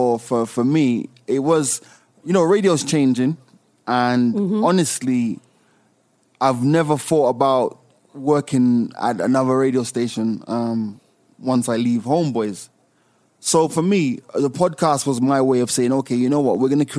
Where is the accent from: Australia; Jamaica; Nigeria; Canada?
Jamaica; also born or lived in United Kingdom / United States; luckily I've had the exposure of growing up in the UK, growing up in Jamaica, you know, always been in the States.